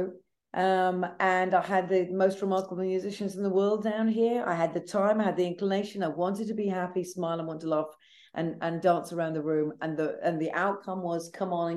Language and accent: English; United Kingdom; accent: British; also born or lived in London; now in New Orleans, United States; as you can tell with my British accent, because I live between London and here where you find me in New Orleans